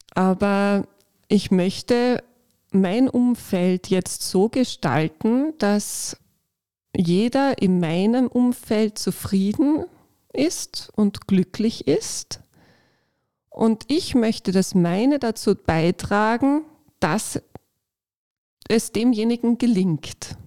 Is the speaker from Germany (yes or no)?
no; Upper Austria, Austria; moved away as an adult; also born or lived in Carinthia; ich bin eigentlich aus Oberösterreich und habe in Kärnten studiert